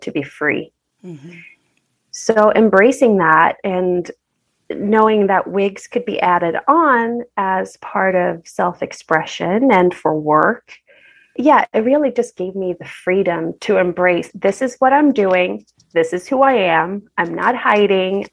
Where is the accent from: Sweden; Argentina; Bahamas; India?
Sweden; moved away as an adult; now in Los Angeles, United States; born and raised in Sweden, and I've been in Los Angeles for about a decade